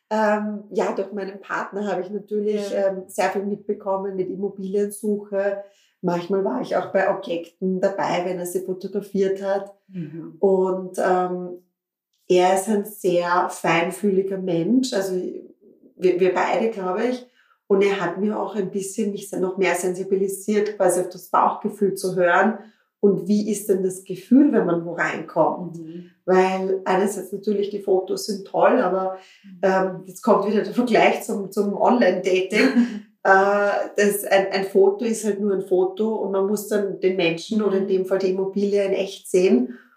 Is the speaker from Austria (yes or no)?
yes; Klosterneuburg, Lower Austria, Austria; ich komme aus Klosterneuburg, ich habe recherchiert, so in Richtung Thulen gibt es eigentlich noch, ähm, noch keine Brautbodengeschäfte.